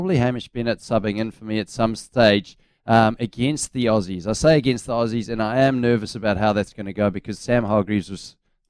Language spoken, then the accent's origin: English; South Africa; now in New Zealand; when I came to New Zealand from South Africa, I do feel like there was an aura around the Australian team